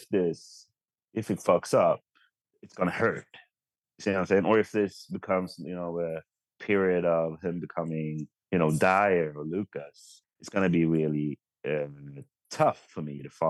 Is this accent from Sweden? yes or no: yes; Sweden; as a Swedish Spurs fan